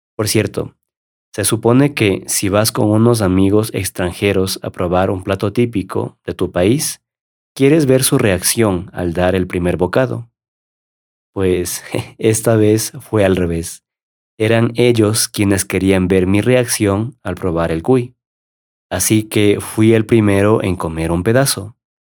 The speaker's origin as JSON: {"language": "Spanish", "country": "Ecuador", "said": "como ecuatoriano"}